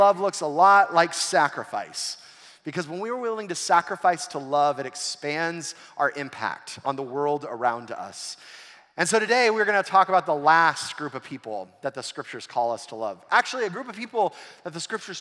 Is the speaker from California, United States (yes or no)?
yes; Southern California, United States; growing up in Southern California